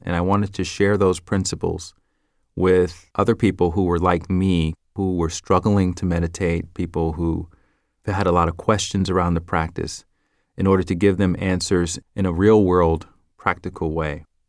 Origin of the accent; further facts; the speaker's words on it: the South, United States; accent: Southern; I'm from the South, so I would pronounce things with a Southern accent